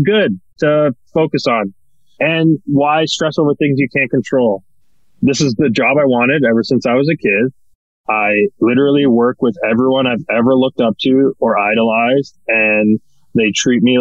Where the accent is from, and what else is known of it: Canada